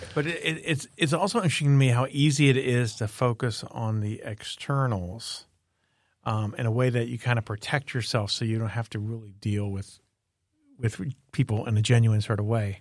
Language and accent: English; Miami, Florida, United States; I grew up in Miami, Florida